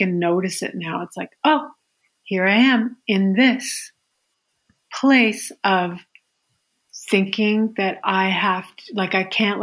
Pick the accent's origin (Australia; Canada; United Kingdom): Canada; Yukon; I'm from the Yukon